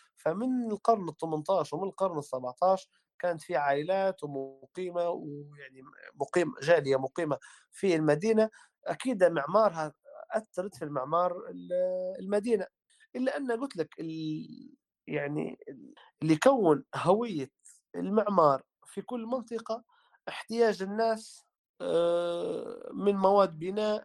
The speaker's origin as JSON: {"language": "Arabic", "town": "Tripoli", "region": "Tripoli District", "country": "Libya", "said": "إحنا عندنا في طرابلس"}